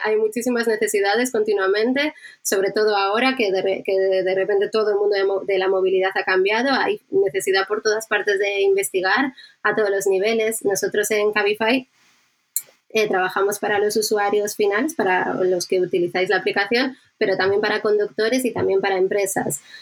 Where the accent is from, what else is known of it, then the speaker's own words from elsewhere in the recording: Bilbao, Basque Country, Spain; now in Madrid, Spain; pienso mucho en Bilbao, en mi tierra